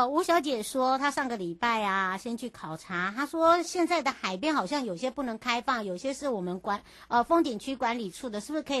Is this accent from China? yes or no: no; Penghu County, Taiwan; 嗯，不要担心啦，我们澎湖人没有那么坏心啊。